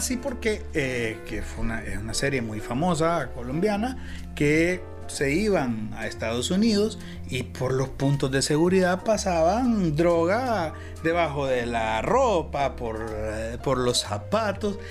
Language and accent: Spanish; Honduras; nosotros los hondureños